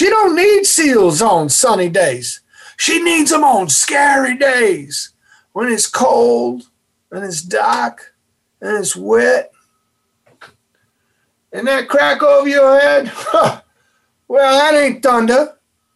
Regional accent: Massachusetts, United States; I'm from Massachusetts

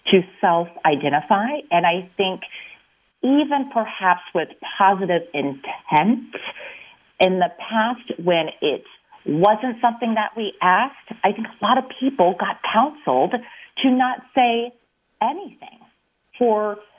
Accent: Illinois, United States; I am from Illinois, like I said, and so I definitely wanted to move back.

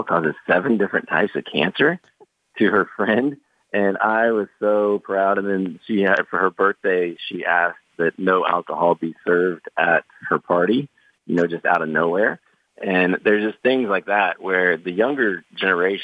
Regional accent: Oklahoma, United States; I grew up super poor in Oklahoma

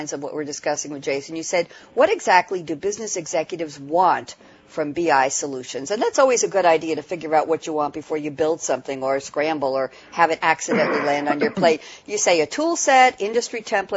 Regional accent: New York, United States; I'm from New York

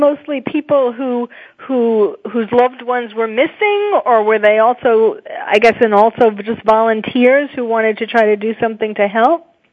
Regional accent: New York City, New York, United States; I was born and raised in New York, so I feel that it's still my city too.

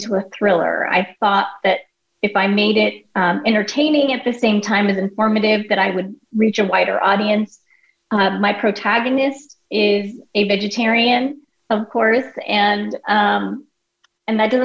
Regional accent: United States; My parents are immigrants from India. I was born and raised in the United States along with my two siblings.

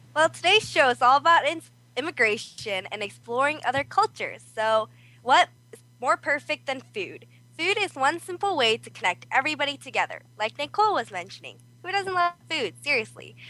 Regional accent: South Korea; now in California, United States; I'm also from Korea.

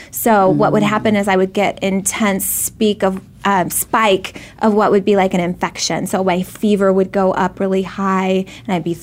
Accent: Arizona, United States; We grew up in Arizona

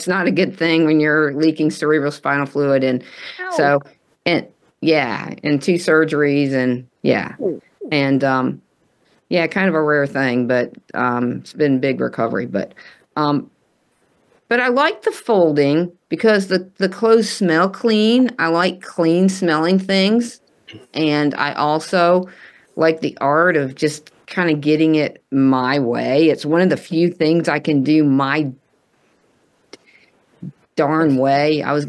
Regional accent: the South, Texas, United States; I'm from the South.

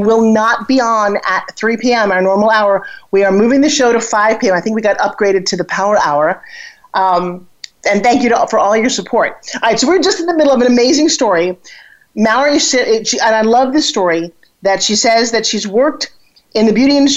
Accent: New York, United States; accent: New York; moved away; also born or lived in Oklahoma; I had this New York attitude and accent

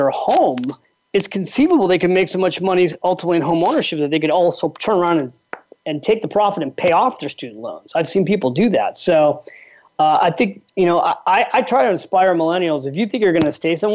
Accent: California, United States; now in New York, United States; I'm from California and I live in New York.

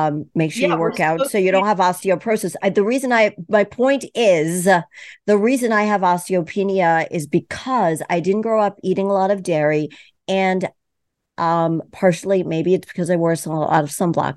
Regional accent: East Coast, United States; I'm from the East Coast

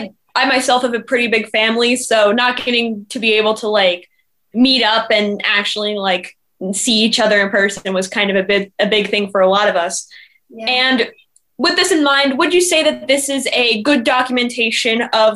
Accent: Los Angeles, California, United States; from Los Angeles, California, and you're listening to Kids First Coming Attractions.

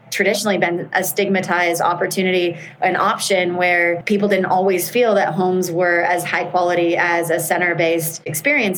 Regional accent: United States; I'm American

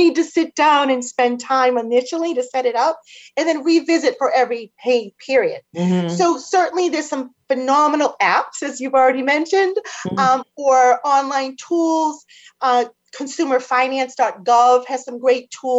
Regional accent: Boston, Massachusetts, United States; accent: Boston; my Boston accent's going to kick

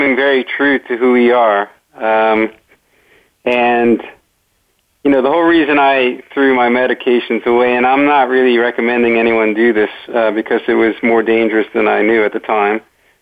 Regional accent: Great Neck, New York, United States; I grew up in Great Neck, New York

